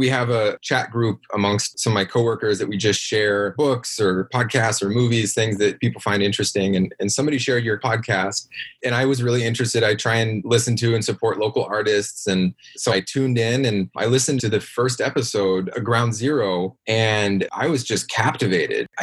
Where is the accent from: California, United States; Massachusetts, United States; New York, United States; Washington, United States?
Washington, United States; I grew up in a pretty small town in rural Washington State